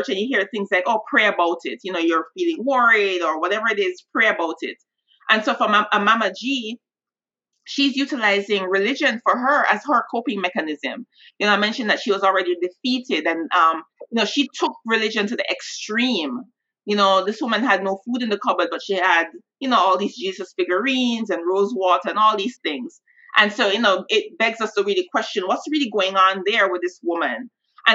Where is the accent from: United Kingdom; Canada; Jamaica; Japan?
Jamaica; Growing up in Jamaica